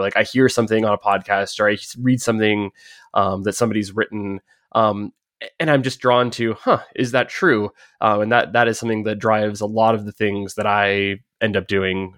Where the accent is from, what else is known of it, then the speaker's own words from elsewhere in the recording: United States; accent: American; my American accent